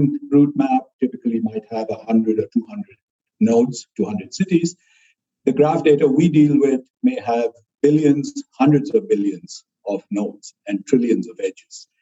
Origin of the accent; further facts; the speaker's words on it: India; moved away as an adult; also born or lived in Ithaca, United States; now in Austin, United States; I grew up in India